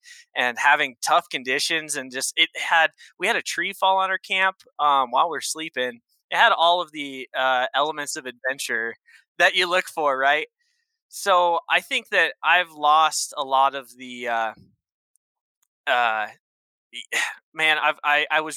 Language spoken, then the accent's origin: English; Northeast Oregon, United States; now in Wyoming, United States; I grew up in Northeast Oregon. We're talking the high desert side of the state